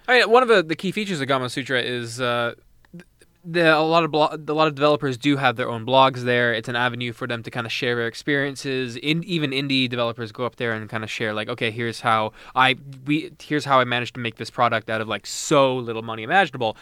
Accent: Mississauga, Ontario, Canada; I'm from Mississauga

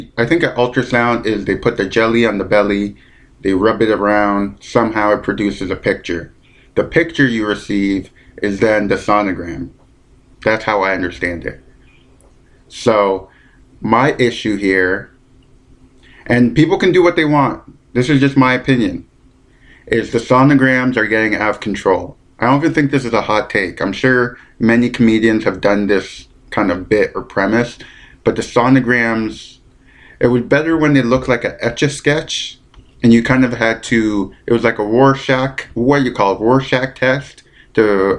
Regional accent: London, Ontario, Canada; moved away; I'm in London, Ontario, my hometown

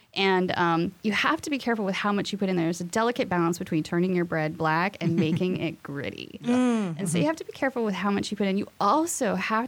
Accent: Boise, Idaho, United States; moved away; I am from Boise, Idaho

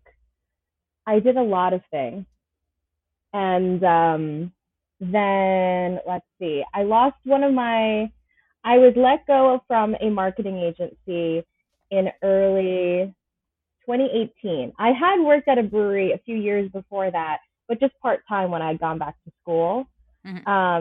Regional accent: Ronkonkoma, New York, United States; I grew up in Ronkonkoma, which most people do know from the train line

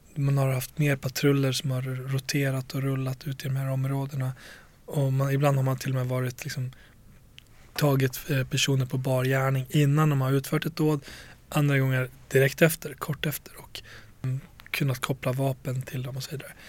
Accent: Borlänge, Dalarna County, Sweden; jag växte upp i Tjärna Ängar i Bålänge

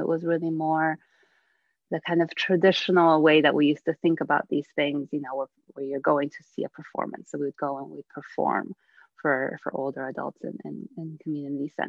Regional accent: United States; also born or lived in Bydgoszcz, Poland; I came to the United States when I was 8

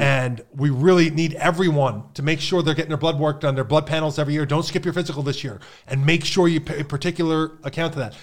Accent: Pennsylvania, United States; moved away; I grew up in Pennsylvania

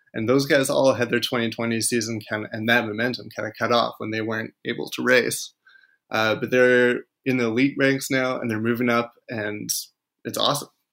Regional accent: Alberta, Canada; I grew up in Alberta

